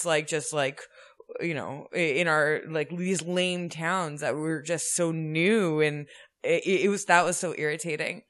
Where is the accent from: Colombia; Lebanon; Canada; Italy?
Canada; suburbs north of Toronto, Ontario; I grew up in the suburbs north of Toronto